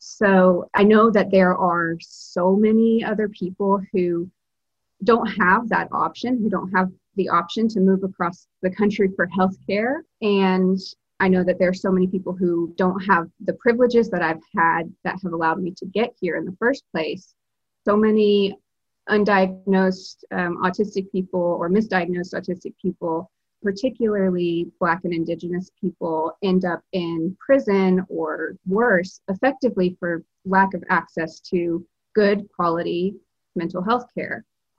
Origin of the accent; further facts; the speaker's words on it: Alabama, United States; now in Massachusetts, United States; I'm originally from Alabama, but I live in Massachusetts.